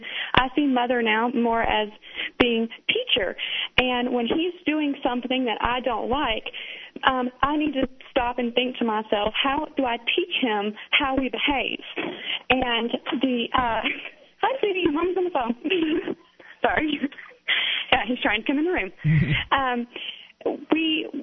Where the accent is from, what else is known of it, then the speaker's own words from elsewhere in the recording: the South, United States; now in Tennessee, United States; I am, from the South. I was born and raised in the Bible Belt